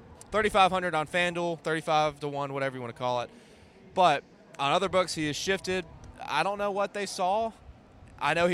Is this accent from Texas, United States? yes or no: no; Mississippi, United States; I'm full-blown Mississippi